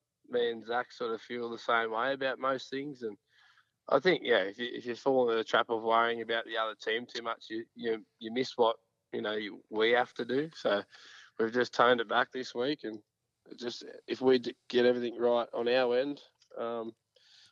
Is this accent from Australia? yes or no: yes; Tamworth, New South Wales, Australia; now in Canberra, Australia; I'm from Tamworth, so it gets a bit cold there